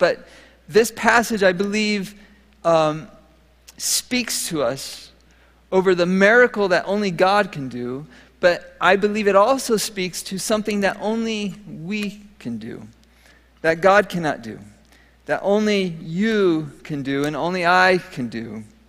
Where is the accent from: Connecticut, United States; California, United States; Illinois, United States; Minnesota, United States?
Minnesota, United States; So, as many of you know, I came from Minnesota, and in Minnesota, I learned something that I love today, gardening